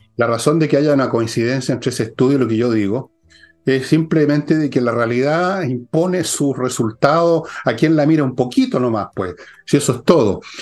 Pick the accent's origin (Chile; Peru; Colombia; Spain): Chile